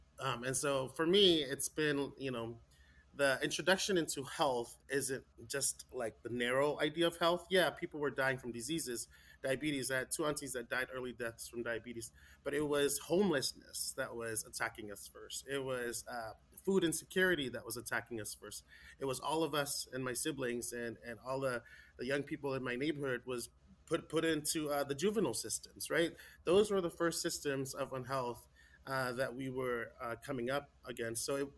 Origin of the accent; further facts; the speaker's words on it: California, United States; I was raised in the Samoan community, Samoan Islands. I was born in California. But my parents were born in American Samoa